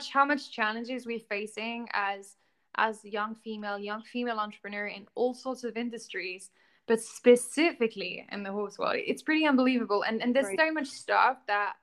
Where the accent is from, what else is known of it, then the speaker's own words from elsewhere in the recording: Newmarket, East of England, United Kingdom; I was born in Newmarket, racehorse capital, and my dad is a racehorse trainer